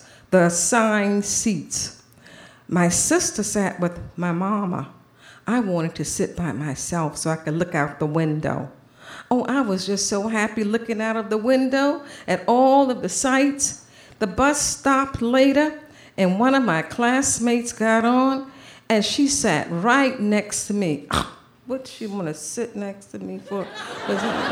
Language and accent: English; Savannah, Georgia, United States; I grew up in Savannah, Georgia, in the deep, deep South.